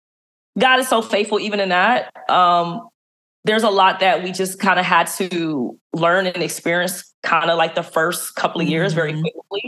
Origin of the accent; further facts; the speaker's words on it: Los Angeles, California, United States; I was raised in South Central LA.